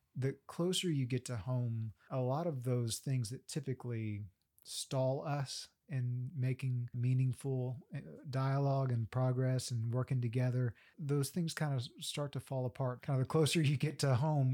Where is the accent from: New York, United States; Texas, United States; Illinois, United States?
Texas, United States; Central; now in Oklahoma, United States; I'm from Central Texas